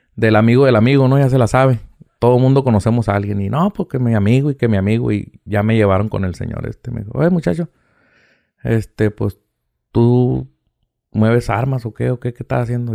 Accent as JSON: {"language": "Spanish", "town": "Mexicali", "region": "Baja California", "country": "Mexico", "said": "de aquí soy de Mexicali"}